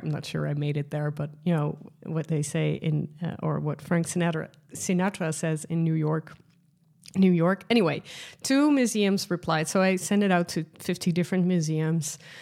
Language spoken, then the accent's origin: English; Netherlands; accent: Dutch; first language Dutch; English is a second language; Dutch, which is my mother tongue language